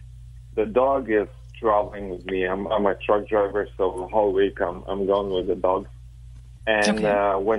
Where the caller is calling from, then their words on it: Chicago, Illinois, United States; Chicago, Illinois.